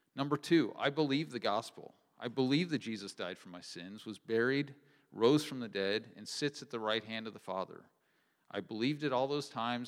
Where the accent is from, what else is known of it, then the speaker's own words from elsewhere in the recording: Kearney, Nebraska, United States; I grew up near Kearney, Nebraska, in a home that loved the Lord